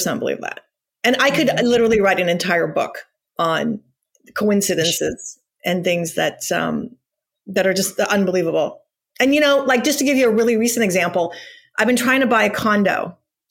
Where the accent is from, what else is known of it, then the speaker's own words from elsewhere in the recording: Whittier, Newport Beach, California, United States; also born or lived in Iran; we moved from Whittier, California to Newport Beach, California, when I was in sixth grade